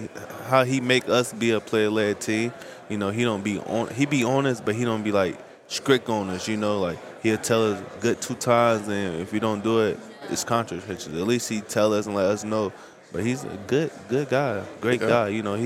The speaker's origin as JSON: {"language": "English", "town": "Louisville", "region": "Kentucky", "country": "United States", "said": "I'm from Louisville, Kentucky."}